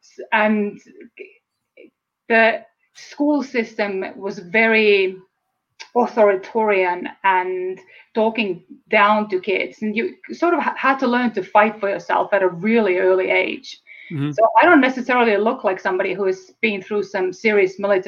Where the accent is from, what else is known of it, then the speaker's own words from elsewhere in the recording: Estonia; English is a second language; moved away as an adult; now in United States; And perhaps you have heard my accent. So I'm from Estonia. It's a former Soviet bloc country. And I was born and raised there.